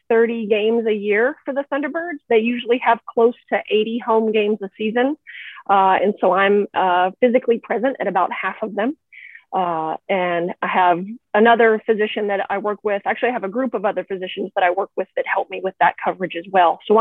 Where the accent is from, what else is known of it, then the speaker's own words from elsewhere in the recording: Texas, United States; moved away as an adult; also born or lived in Houston, Texas; now in Western Massachusetts, United States; We moved up here from Houston. I was born and raised in Texas.